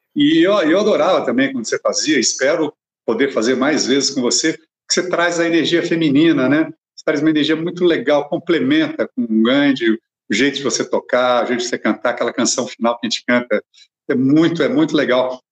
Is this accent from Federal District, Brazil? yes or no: no; Cambuquira, Minas Gerais, Brazil; moved away; fui para Cambuquira, minha cidade natal